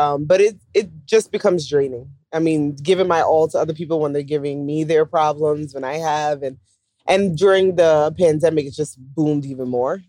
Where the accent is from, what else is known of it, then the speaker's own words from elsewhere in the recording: New York City, New York, United States; moved away as an adult; now in Dallas, United States; We are from Brooklyn, New York, and we live in Dallas, Texas now for the past 5.5 years.